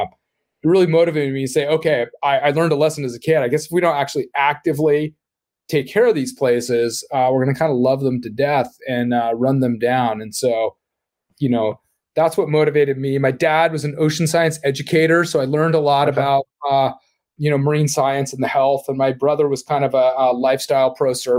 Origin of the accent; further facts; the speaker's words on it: Laguna Beach, California, United States; I grew up in Laguna Beach, a pretty small, you know, used to be quaint beach town